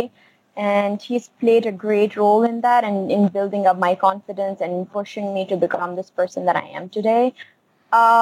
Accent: Chitral, Khyber Pakhtunkhwa, Pakistan; I grew up in Chitral. It is a town in the north of Pakistan

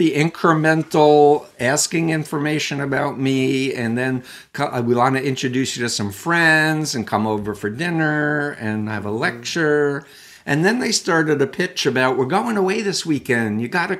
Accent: Queens, New York, United States; I was born in Flushing, Queens, New York. I actually grew up 1.3 miles from Donald Trump's childhood home in Jamaica Estates. Anyway, in my story, I was raised Jewish

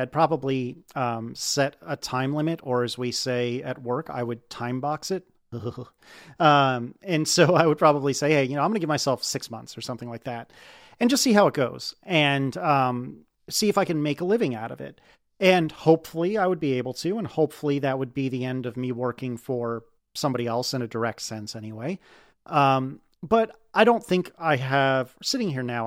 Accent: United States; as an American

